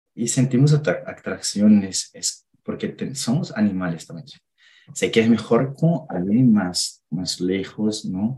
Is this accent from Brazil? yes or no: yes; Minas Gerais, Brazil; Spanish is a second language; now in Indaiatuba, Brazil; vivo en Dayatuba, pero soy de Minas